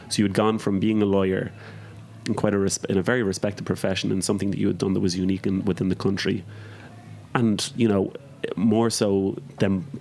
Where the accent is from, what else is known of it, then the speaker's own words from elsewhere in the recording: Ireland; now in New York, United States; when I moved to New York from Ireland, I heard all this talk about farm to table.